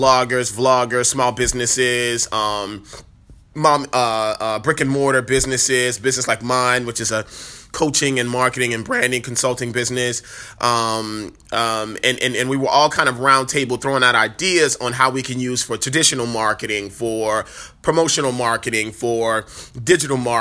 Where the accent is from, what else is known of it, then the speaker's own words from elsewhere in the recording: New Orleans, Louisiana, United States; moved away; the beautiful city, which is my hometown